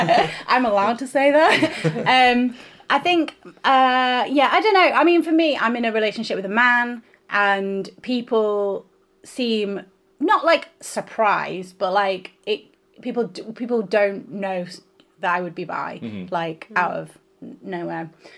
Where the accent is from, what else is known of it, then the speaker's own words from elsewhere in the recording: Northern England, United Kingdom; accent: Northern; Or, like, when I was in London, people would think of me as, like, they could tell I was Northern, but like generic Northern